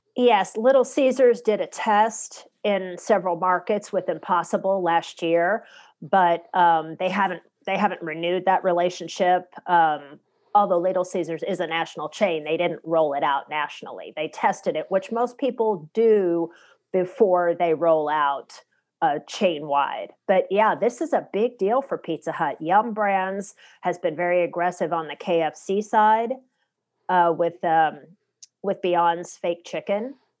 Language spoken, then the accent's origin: English; the South, United States; moved away; I am from the South originally